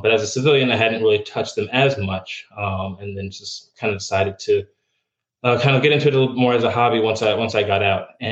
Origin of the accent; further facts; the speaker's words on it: about an hour north of New York City, United States; moved away as an adult; also born or lived in Germany; now in Florida, United States; originally, I'm from New York. I grew up about an hour north of New York City